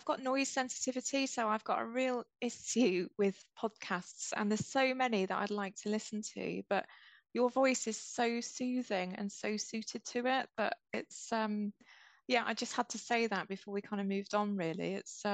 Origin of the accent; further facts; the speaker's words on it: near Coventry, West Midlands, United Kingdom; also born or lived in London; my family are Scottish. I was born in the Midlands, and I live in a village that's pretty close to Coventry. I've been here most of my life